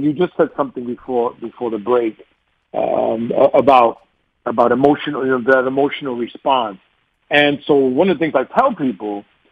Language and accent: English; New York, United States; accent: New York; my New York accent